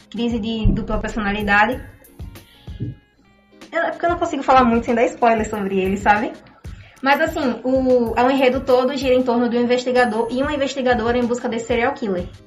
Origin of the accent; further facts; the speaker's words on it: Itaporanga d'Ajuda, Sergipe, Brazil; now in Aracaju, Brazil; eu acho importante dar ênfase que eu sou de Itaporanga, porque como, a gente, como todos nós sabemos, vim do interior e conseguir alguma coisa aqui é muito difícil.